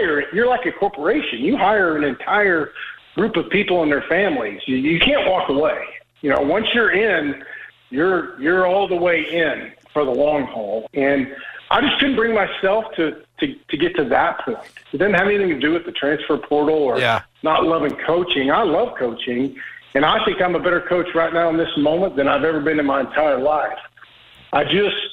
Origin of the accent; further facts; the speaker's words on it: Oklahoma, United States; I'm from Oklahoma